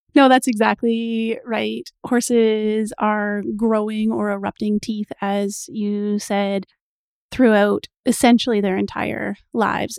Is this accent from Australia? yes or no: no; Canada; I am Canadian